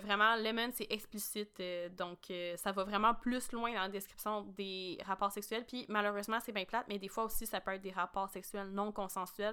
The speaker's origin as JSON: {"language": "French", "region": "Quebec", "country": "Canada", "said": "on est québécoise"}